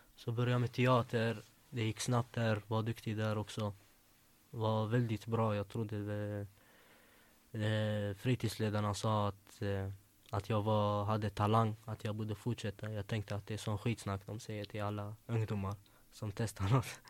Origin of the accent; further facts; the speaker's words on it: Gothenburg, Västra Götaland, Sweden; also born or lived in Växjö; Jag är uppväxt i Angered, där Hammarkullen.